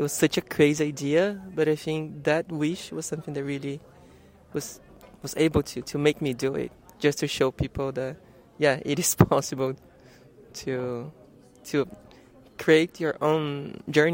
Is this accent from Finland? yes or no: no; Brazil; moved away as an adult; also born or lived in Italy; I'm from Brazil